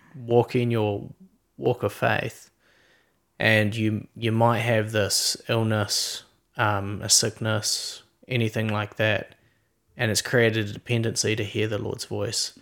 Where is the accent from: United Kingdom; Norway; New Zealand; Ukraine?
New Zealand; Queenstown, Otago; we're from Queenstown, New Zealand